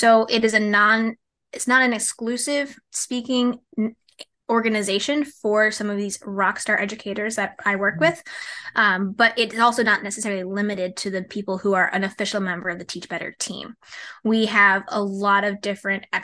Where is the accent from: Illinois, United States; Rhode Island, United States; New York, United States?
Rhode Island, United States; the idea that I could be in my home state working, 15, 20 minutes from where I grew up